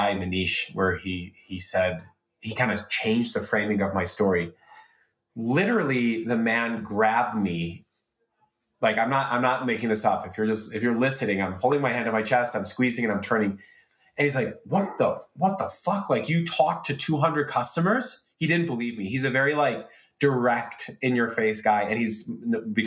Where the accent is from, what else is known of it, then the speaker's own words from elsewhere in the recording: Chicago, Illinois, United States; growing up in Chicago in the early 1990s